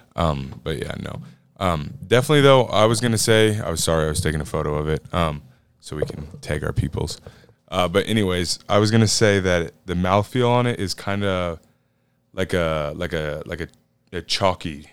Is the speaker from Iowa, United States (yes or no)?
yes; Iowa, United States; out of Decorah, Iowa, shout out my home state